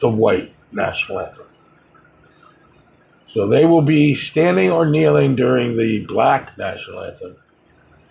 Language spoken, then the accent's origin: English; United States; I am an American